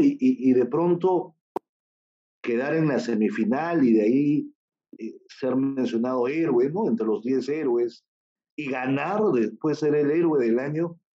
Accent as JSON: {"language": "Spanish", "country": "Peru", "tie": "born or raised there", "said": "yo soy peruano, nací aquí en Perú"}